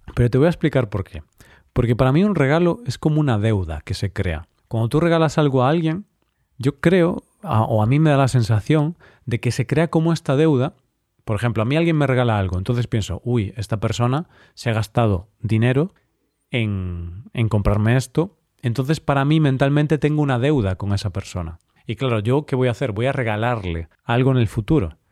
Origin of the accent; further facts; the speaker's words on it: Vigo, Galicia, Spain; moved away; Vigo, la ciudad donde mi ciudad natal, ahora no vivo ahí